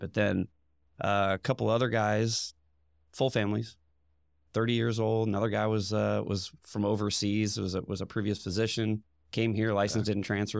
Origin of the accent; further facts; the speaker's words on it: Indiana, United States; Pretty much born and raised in Indiana. Moved around a lot when I was younger. Went to North Central High School, then straight into Indiana University.